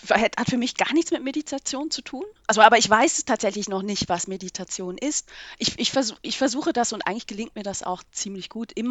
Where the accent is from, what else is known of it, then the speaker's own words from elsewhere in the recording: Switzerland; 2008 habe ich mich einbürgern lassen. Wir mhm. haben ja den Vorteil als Schweizerin, wir können beide Staatsangehörigkeiten behalten.